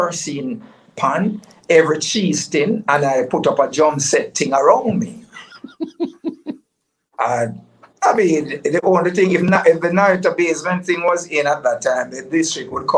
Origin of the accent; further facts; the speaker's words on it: Kingston, Jamaica; now in St. Elizabeth, Jamaica; I was born in Kingston